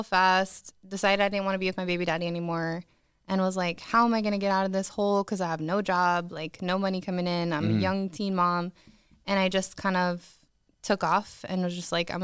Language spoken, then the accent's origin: English; Inland Empire, California, United States; Inland Empire. All over the Inland Empire.